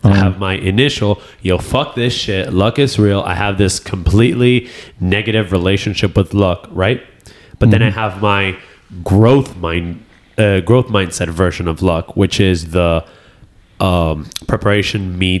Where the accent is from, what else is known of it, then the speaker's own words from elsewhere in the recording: New York, United States; born there; I was born in the United States.